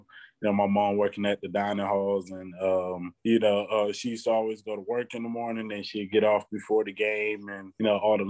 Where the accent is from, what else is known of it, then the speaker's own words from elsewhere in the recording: Athens, Georgia, United States; I grew up on East Broad Street in Athens. At the time, it wasn't, you know, the most pleasant place to live.